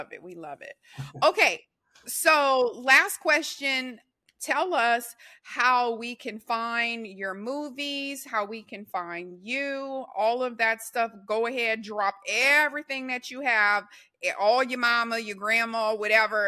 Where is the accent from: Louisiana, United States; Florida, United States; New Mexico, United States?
Louisiana, United States; I'm from Louisiana, and I'm a Saints fan, so we're Whodats